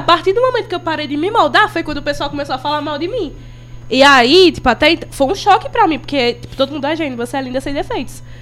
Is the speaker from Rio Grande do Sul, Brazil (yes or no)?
no; Crato, Ceará, Brazil; eu sou do Crato